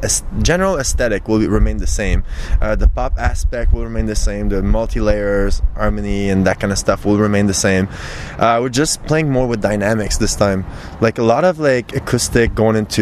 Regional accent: Sorel-Tracy, Quebec, Canada; now in Montreal, Canada; my hometown, Sorel

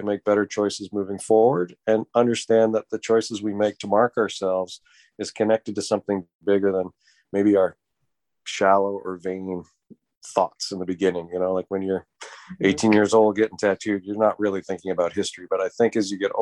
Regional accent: Canada; as Canadian, in the Canadian tattoo community

